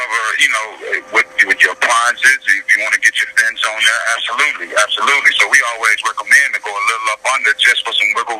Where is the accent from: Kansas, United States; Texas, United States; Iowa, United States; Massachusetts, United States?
Texas, United States; Austin; I'm born and raised in Austin